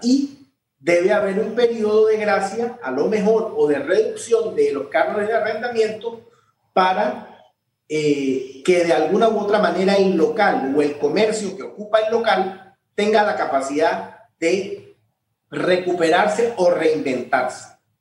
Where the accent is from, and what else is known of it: Panama